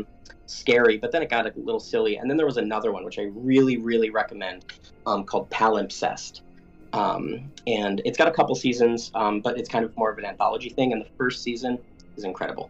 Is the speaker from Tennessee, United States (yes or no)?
no; Connecticut, United States; I grew up in Connecticut, and that's where they were based